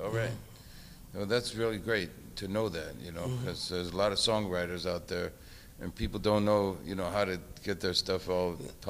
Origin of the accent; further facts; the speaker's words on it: the Bay Area, California, United States; I grew up in the Bay Area